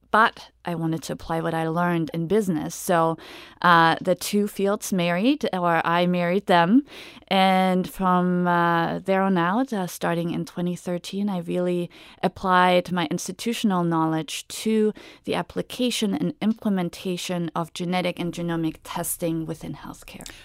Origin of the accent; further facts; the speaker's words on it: Germany; now in United States; I'm originally from Germany. So, uh, when I came to the U S in two thousand and one